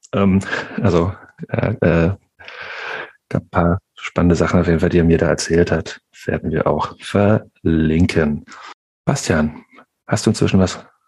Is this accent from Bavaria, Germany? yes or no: no; Nordhausen, Thuringia, Germany; born or raised there; moved away